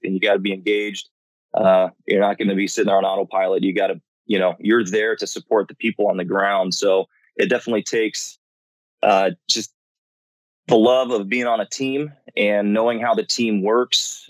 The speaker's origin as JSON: {"language": "English", "town": "Rancho Cucamonga", "region": "California", "country": "United States", "tie": "born or raised there", "moved": "yes", "said": "I'm from Rancho Cucamonga originally, which is at the base of uh, pretty much Big Bear and Cucamonga Peak in Southern California"}